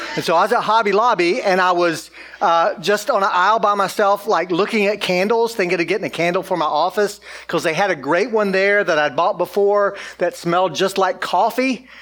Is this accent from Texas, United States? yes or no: no; Georgia, United States; moved away as an adult; now in Austin, United States; I'm from Georgia